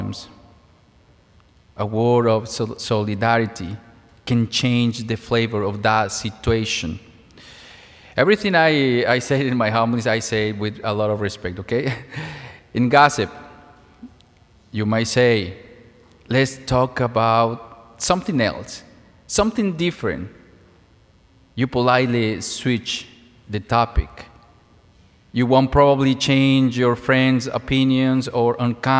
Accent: Mexico; moved away; As a child, I lived in a small town in Mexico. I'm originally from Mexico

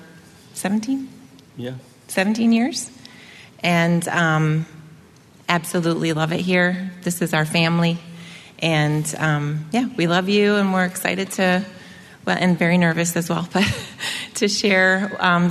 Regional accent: Grand Rapids, Michigan, United States; moved away as an adult; also born or lived in Indiana / Huntington, Indiana; I actually was born in Indiana, and my family lived in Grand Rapids mostly, but my dad was a pastor

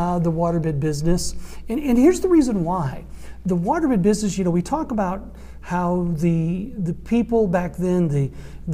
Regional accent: St. Louis, Missouri, United States; moved away as an adult; also born or lived in Columbia, Missouri / Jackson, Mississippi; I was from St. Louis

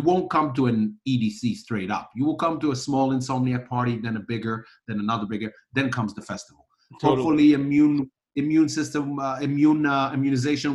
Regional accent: Israel; I grew up in Israel listening to all these genres

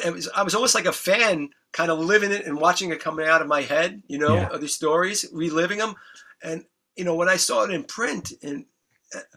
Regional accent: New York City, New York, United States; We lived in the Bronx. We grew up in the Bronx.

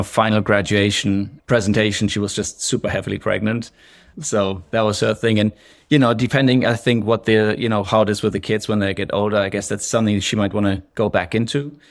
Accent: western Germany, Germany; accent: German, sprinkled in with some English, Scottish; moved away as an adult; now in Scotland, United Kingdom; I grew up in Germany, uh, kind of western part of Germany, and when I was nineteen, I left home and I went abroad.

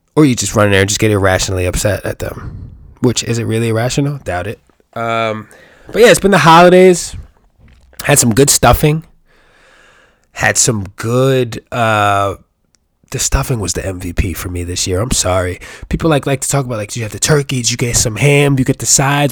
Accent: New York, United States; I'm from New York

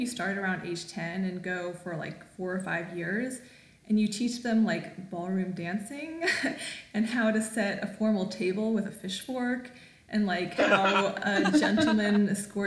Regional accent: Raleigh, North Carolina, United States; moved away as an adult; now in Los Angeles, United States; I grew up in Raleigh, North Carolina, so it's the South, but it's kind of the New South.

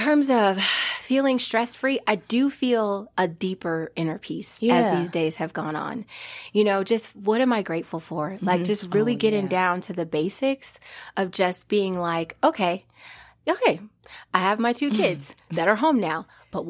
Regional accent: Omaha, Nebraska, United States; now in North Carolina, United States; me, my little self from Omaha, Nebraska, right? Yeah. Growing up in the Midwest

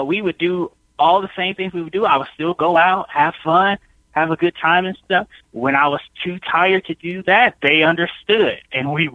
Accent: United States; I grew up here in America

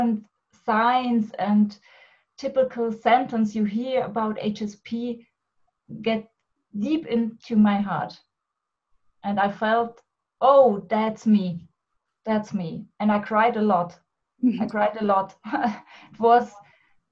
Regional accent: Germany; I'm from Germany

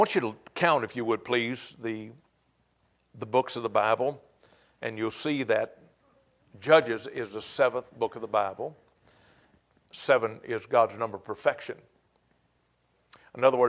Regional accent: United States; We're so American

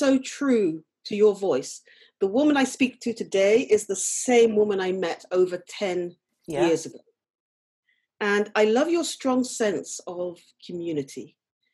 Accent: London, United Kingdom; moved away as an adult; now in Norfolk, United Kingdom; I was born and raised and worked in London for many, many years before moving to Norfolk.

